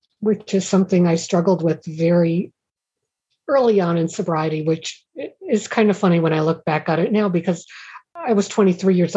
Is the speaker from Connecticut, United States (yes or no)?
yes; Stamford, Connecticut, United States; I was born and raised in Stamford, Connecticut